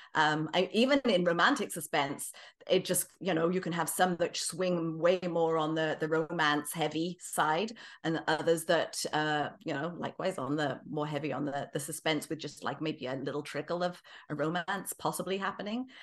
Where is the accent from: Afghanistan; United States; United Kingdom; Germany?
United Kingdom; England; moved away as an adult; also born or lived in British Columbia, Canada; now in Kelowna, Canada; I'm originally from England, as you might be able to tell. I've, uh, lived the latter half of my life in Canada